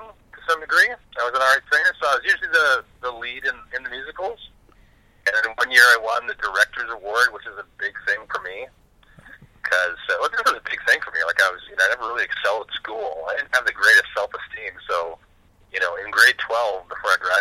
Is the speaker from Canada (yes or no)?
yes; Bangor, Saskatchewan, Canada; moved away as an adult; also born or lived in Vancouver, Canada; I grew up in Saskatchewan in a place called Bangor. Like, not Bangor, Maine, but Bangor, Saskatchewan